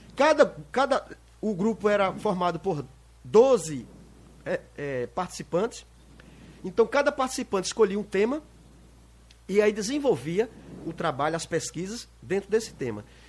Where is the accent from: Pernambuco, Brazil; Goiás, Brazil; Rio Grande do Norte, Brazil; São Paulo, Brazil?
Pernambuco, Brazil; Lagoa de Itaenga; also born or lived in Recife; nascido no Recife, mas imediatamente vim para Lagoa Tenga, que é a terra que eu amo.